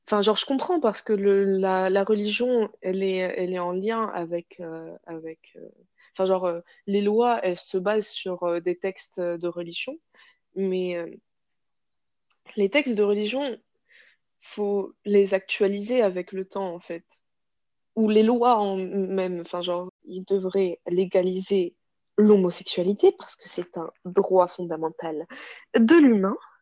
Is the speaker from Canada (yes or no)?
no; Casablanca, Casablanca-Settat, Morocco; moved away as an adult; now in France; je suis marocaine à 100%. Et j'ai grandi là-bas, euh, à Casa. Je suis née là-bas